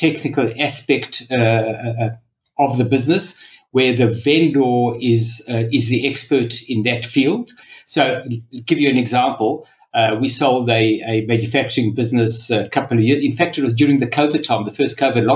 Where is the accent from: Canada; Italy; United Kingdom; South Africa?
South Africa; moved away as an adult; now in Australia; So as you can hear from the accent, I was brought up in South Africa and I emigrated approximately 25 years ago.